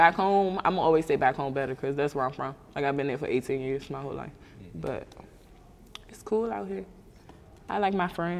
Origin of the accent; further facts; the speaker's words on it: PG County, Maryland, United States; moved away as an adult; now in Atlanta, United States; I'm from Maryland, PG County.